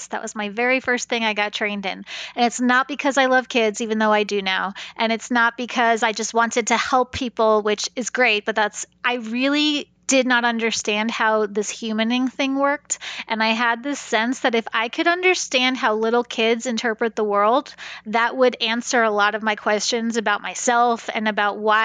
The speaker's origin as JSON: {"language": "English", "region": "New York", "country": "United States", "moved": "yes", "lives_now": "Kansas, United States", "said": "I'm from New York originally"}